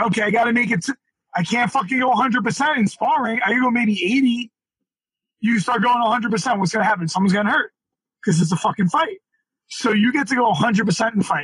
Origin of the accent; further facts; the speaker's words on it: New York City, New York, United States; we were from Brooklyn, we're from Brooklyn